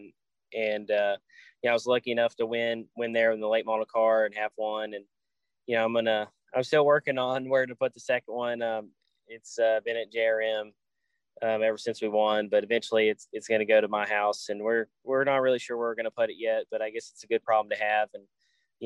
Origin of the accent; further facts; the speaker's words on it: Nashville, Tennessee, United States; I'm from the Nashville area